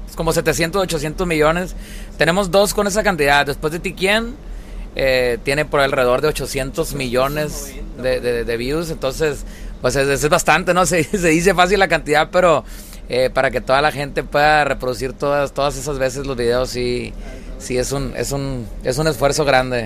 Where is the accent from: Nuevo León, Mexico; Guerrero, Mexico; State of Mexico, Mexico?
Nuevo León, Mexico; Monterrey; moved away; also born or lived in Sinaloa; Yo soy de Monterrey, Nuevo León